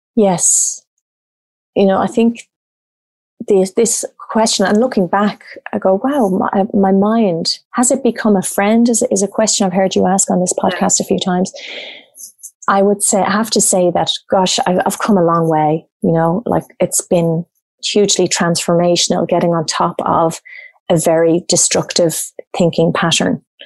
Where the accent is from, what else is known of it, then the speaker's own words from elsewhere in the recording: Ireland; moved away as an adult; now in Australia; growing up in Ireland with a standard Irish background